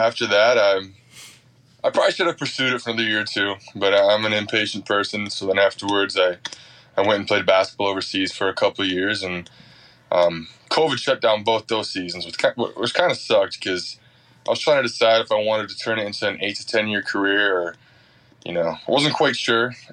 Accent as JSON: {"language": "English", "town": "Mountain Lake", "region": "Minnesota", "country": "United States", "said": "I'm from Mountain Lake as well"}